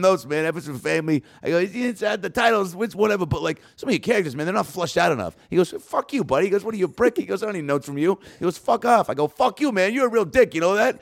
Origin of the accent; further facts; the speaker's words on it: Lake Forest Park, Washington, United States; now in Los Angeles, United States; I'm a Seattle born and raised, well, tw, twenty minutes north of the city, Lake Forest Park